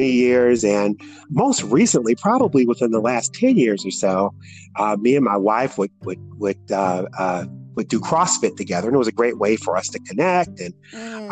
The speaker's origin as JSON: {"language": "English", "town": "Detroit", "region": "Michigan", "country": "United States", "moved": "as an adult", "lives_now": "Indianapolis, United States", "said": "I'm originally from Detroit, Michigan, and I came to the Indianapolis area through a job"}